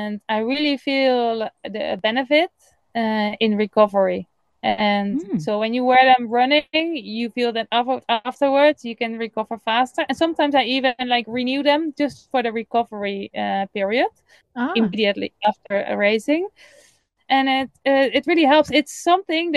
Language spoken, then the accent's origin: English; Netherlands; English is a second language; moved away as an adult; now in Catalonia, Spain; I am from the Netherlands